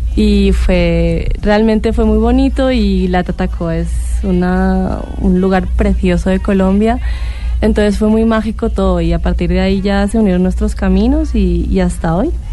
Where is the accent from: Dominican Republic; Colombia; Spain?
Spain; Catalonia; moved away; yo soy catalana